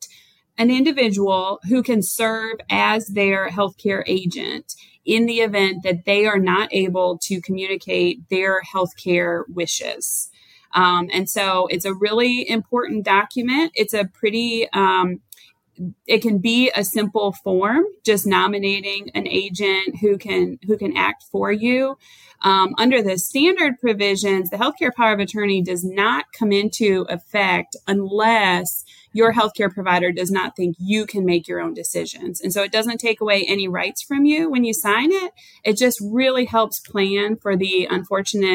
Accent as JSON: {"language": "English", "region": "Michigan", "country": "United States", "also_born_or_lived": "North Carolina", "moved": "as an adult", "lives_now": "Wilmington, United States", "said": "I'm originally from Michigan and I moved to North Carolina about 12 years ago"}